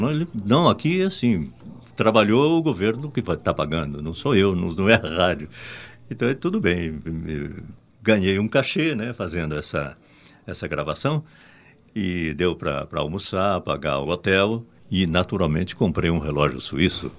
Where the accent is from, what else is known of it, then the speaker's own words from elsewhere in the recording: Brazil; accent: Brazilian; A gente fica com o sotaque de, de, de, de brasileiro